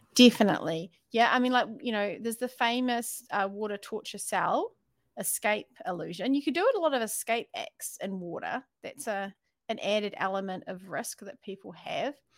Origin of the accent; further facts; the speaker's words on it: New Zealand; accent: New Zealand; my New Zealand accent